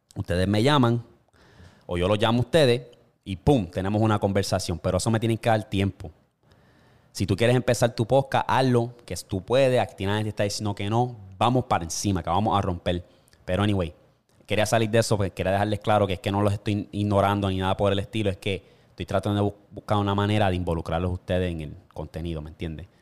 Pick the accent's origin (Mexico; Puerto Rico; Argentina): Puerto Rico; moved away as an adult; como puertorriqueño